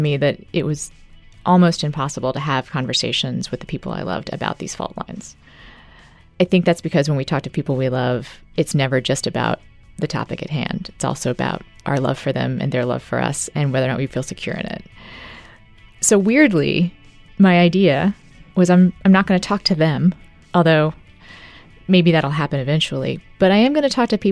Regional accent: Midwest, United States; I live in the Midwest, as you know, I'm from the Midwest

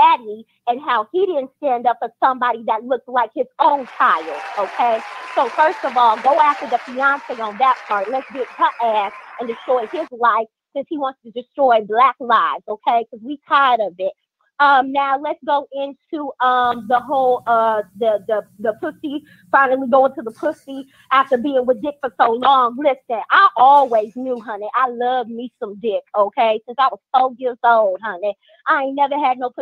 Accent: Indiana, United States; now in Austin, United States; I'm in Austin right now, but I'm from Indiana.

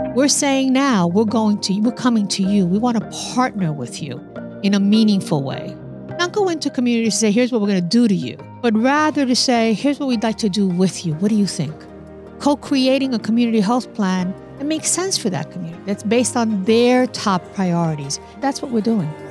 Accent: New York City, New York, United States; moved away as an adult; also born or lived in Newark, New Jersey; I was, uh, born and raised in the Bronx. I'm a New Yorker

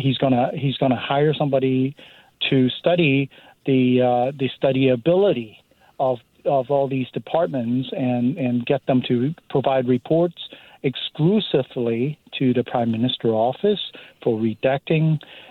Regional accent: Canada; So, as a Canadian, I'm just flabbergasted.

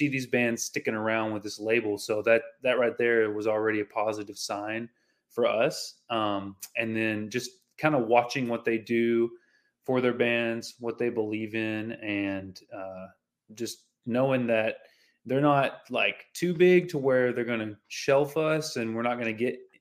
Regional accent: the South, United States; Growing up in the South, there's like tons of country and Christian influence.

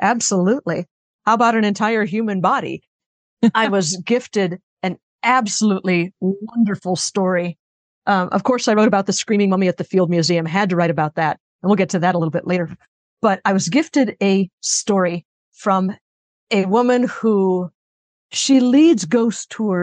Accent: Chicago, Illinois, United States; I grew up in the Chicago area

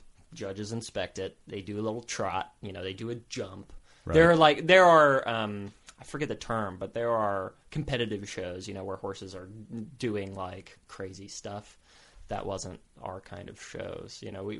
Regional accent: Potosi, Texas, United States; Potosi, Texas is the town I grew up in. Population of maybe like 1,100 or 1,200 people. Right. I grew up on a ranch.

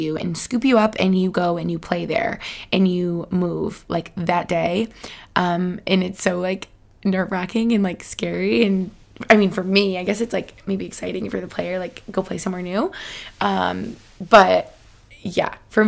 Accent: Albany, New York, United States; moved away; I spent some time in Albany, New York. Shout out my hometown where I grew up with my fam

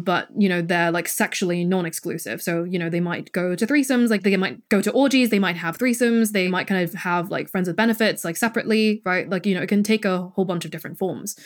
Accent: Hong Kong; moved away; I'm from Hong Kong, I grew up there, and my parents still live there.

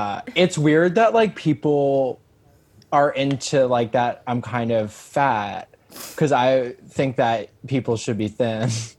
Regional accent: Long Island, New York, United States; I'm from Long Island

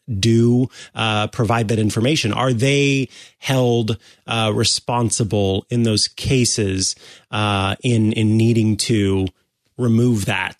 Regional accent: Missouri, United States; it's my home state

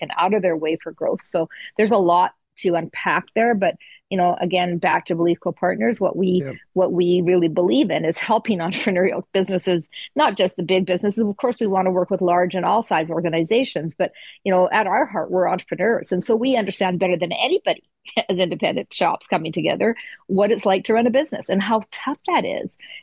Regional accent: Canada; we're Canadian

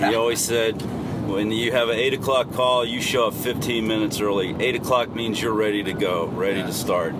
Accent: United States; I am originally from Maryland, Washington, D.C.

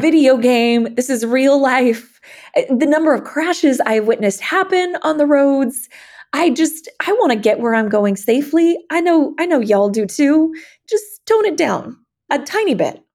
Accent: Eugene, Oregon, United States; moved away as an adult; now in Houston, United States; Growing up in Oregon, we had Amtrak and could just hop on the tr-, train and go to Seattle from Eugene

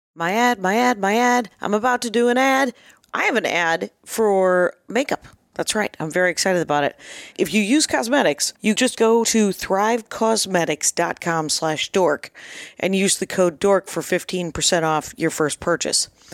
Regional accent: Wisconsin, United States; I was raised in Wisconsin

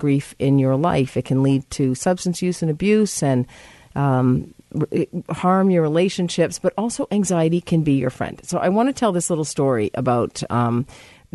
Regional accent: Massachusetts, United States; moved away; I'm from Massachusetts

